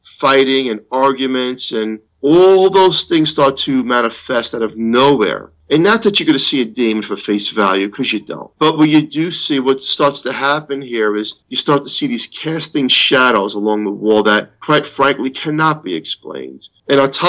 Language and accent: English; New York, United States; As a New Yorker